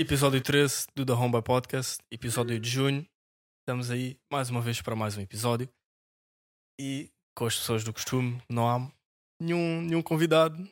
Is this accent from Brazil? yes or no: no; Amadora, Lisbon, Portugal; nós somos da Amadora, por isso é o clube da nossa cidade